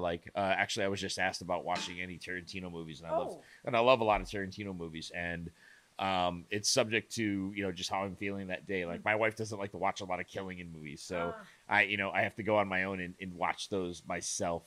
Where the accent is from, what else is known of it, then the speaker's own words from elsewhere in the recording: Chicago, Illinois, United States; I grew up around Chicago